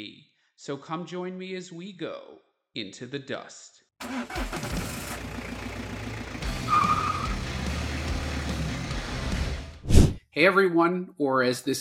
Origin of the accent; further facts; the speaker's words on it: New York City, New York, United States; moved away as an adult; also born or lived in Washington, D.C.; I was born and raised in the New York City area, and that's where I grew up.